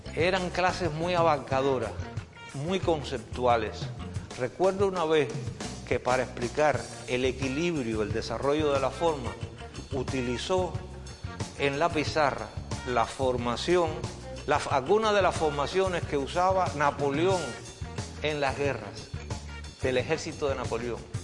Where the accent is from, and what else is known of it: San Antonio, Cuba; born or raised there